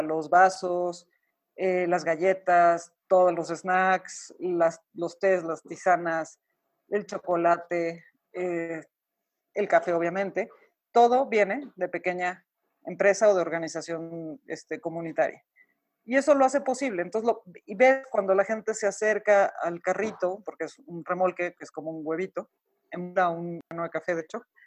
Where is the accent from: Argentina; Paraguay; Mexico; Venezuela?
Mexico; also born or lived in Santiago, Chile; los mexicanos salirnos de nuestro país es difícil, extrañamos la comida, extrañamos a la familia, extrañamos nuestro acento